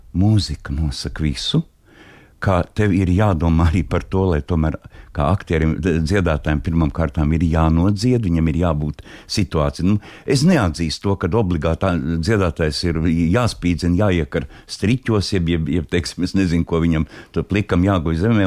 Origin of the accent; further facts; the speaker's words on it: Latvia; es esmu no Latvijas